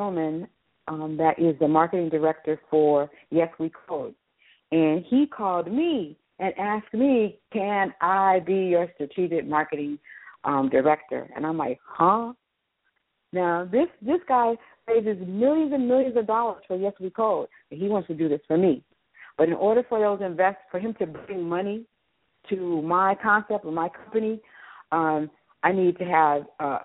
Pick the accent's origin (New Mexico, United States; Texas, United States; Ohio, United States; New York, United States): Texas, United States; Houston; I'm from Houston, Texas